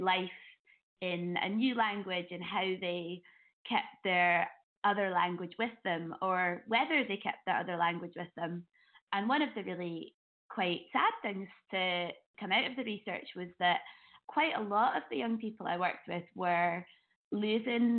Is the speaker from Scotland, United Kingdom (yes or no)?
yes; Edinburgh, Scotland, United Kingdom; I grew up in Edinburgh